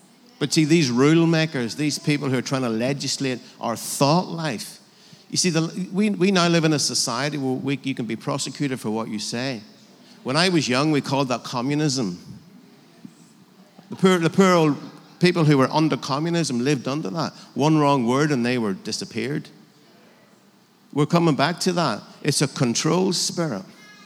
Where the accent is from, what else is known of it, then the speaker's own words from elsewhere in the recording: Northern Ireland, United Kingdom; I'm from Northern Ireland